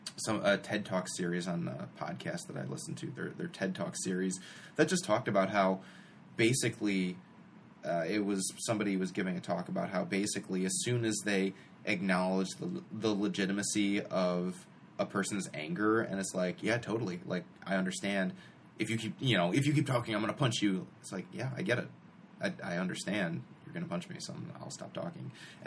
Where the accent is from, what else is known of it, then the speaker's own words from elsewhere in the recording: Glen Ellyn, Illinois, United States; we come from Glen Ellyn. The best of the bullshitters live here.